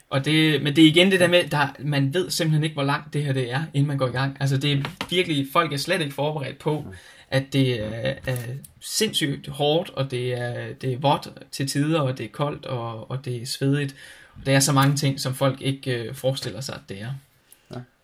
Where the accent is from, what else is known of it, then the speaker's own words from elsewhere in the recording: Denmark; jeg har en rigtig sikker tilværelse med fantastiske forældre derhjemme i Danmark